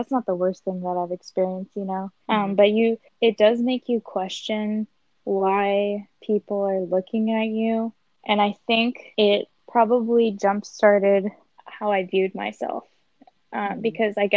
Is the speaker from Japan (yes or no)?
yes; Japan; growing up in Japan